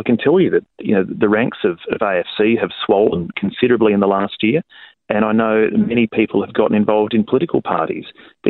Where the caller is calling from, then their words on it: South Australia, Australia; I'm calling you from South Australia this morning